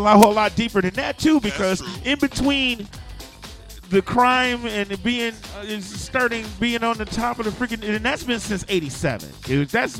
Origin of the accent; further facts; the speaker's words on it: Flint, Michigan, United States; coming from a Flint kid